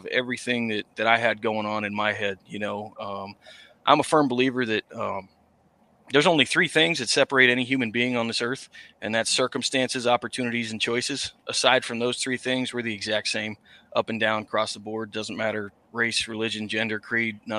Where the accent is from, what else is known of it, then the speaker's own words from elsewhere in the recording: Massachusetts, United States; I'm from Massachusetts, that I had to come out to my family as a country musician because it's not a genre that's too prevalent up here